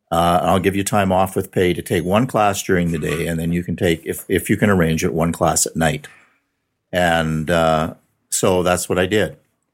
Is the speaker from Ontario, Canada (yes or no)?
no; Milestone, Saskatchewan, Canada; born or raised there; also born or lived in Regina